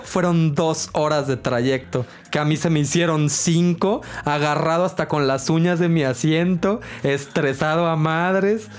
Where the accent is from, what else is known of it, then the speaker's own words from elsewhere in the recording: Guadalajara, Jalisco, Mexico; somos de Guadalajara